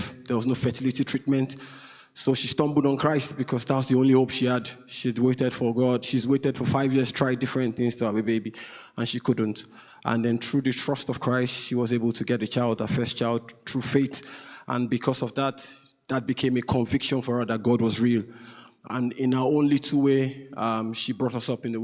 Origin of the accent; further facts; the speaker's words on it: Nigeria; moved away; I'm Nigerian. So I'm from Nigeria, west of Africa, the most populous black country, beautiful country.